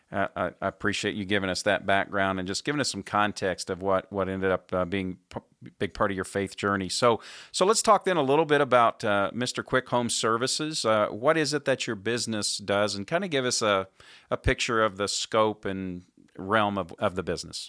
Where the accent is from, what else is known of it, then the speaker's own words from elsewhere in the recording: Indianapolis, Indiana, United States; my hometown of Indianapolis, Indiana